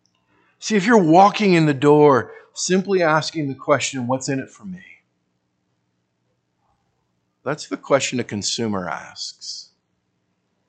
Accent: United States; I hated being an American

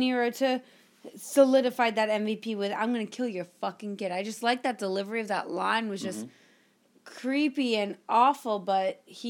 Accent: Canada; I'm Canadian.

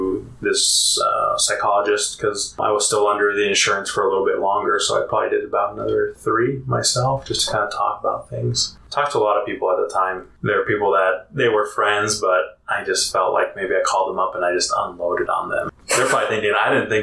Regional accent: Utah, United States; also born or lived in Colorado; I grew up mostly here in Utah and a little bit in Colorado.

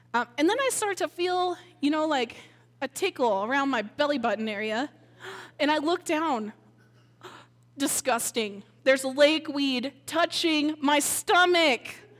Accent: Minnesota, United States; moved away; I grew up in Minnesota

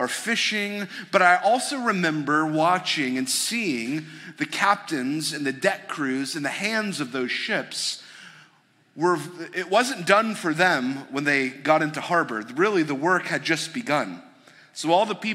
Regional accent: suburb north of Detroit, Michigan, United States; I grew up in Michigan. I grew up in a suburb north of Detroit

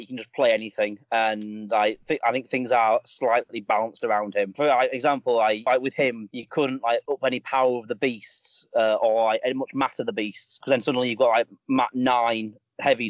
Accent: England, United Kingdom; I'm from England

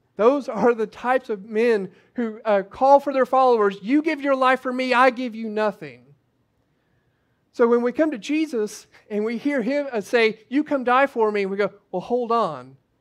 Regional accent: United States; as American Christians

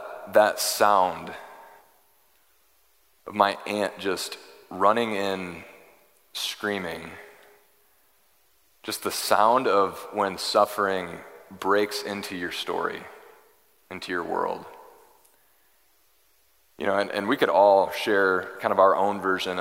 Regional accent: Michigan, United States; growing up in Michigan

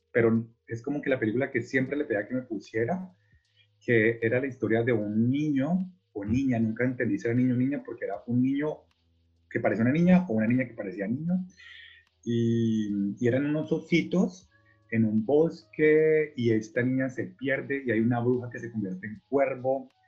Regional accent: Cali, Valle del Cauca, Colombia; moved away as an adult; also born or lived in Buenos Aires, Argentina; Eh, nací en Cali, Colombia.

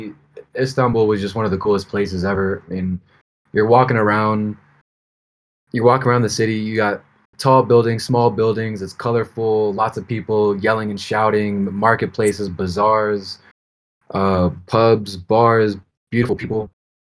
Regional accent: United States; off the fucking boat from America

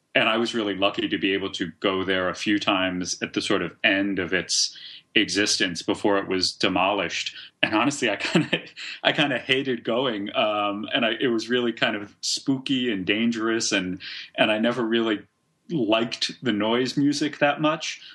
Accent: Cambridge, Massachusetts, United States; I grew up in Cambridge, Massachusetts, which is just across the river from Boston

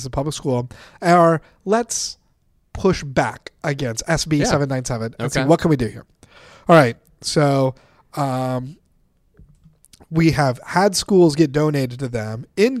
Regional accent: Texas, United States; I'm also from Texas.

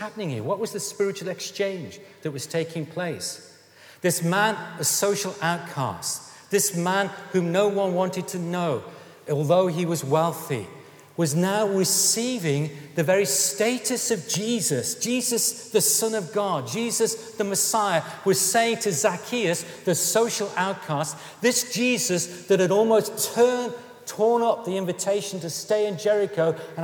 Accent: Stoke-on-Trent, West Midlands, United Kingdom; I come from Stoke-on-Trent, and I come from a working-class background.

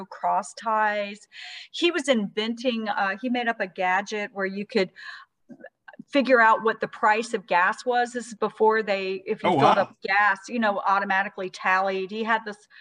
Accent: Eastman, Georgia, United States; I'm from Eastman, Georgia

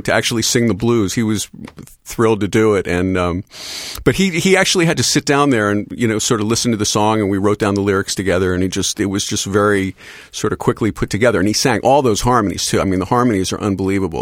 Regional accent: Philadelphia, Pennsylvania, United States; growing up in Philadelphia.

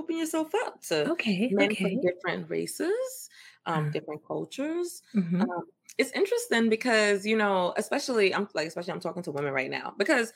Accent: New York City, New York, United States; also born or lived in Antigua / Louisiana; I'm from New York. I'm from the Bronx

